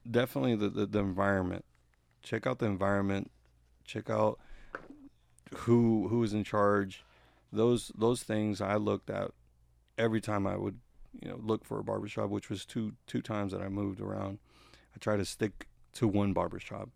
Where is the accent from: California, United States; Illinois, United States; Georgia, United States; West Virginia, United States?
Georgia, United States; Gainesville; Where I grew up, I grew up here in Gainesville.